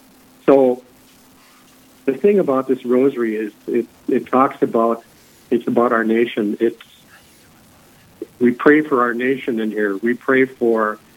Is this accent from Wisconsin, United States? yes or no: no; Hebron, North Dakota, United States; now in Wahpeton, United States; I grew up in western North Dakota on a family farm about 11 miles northeast of Hebron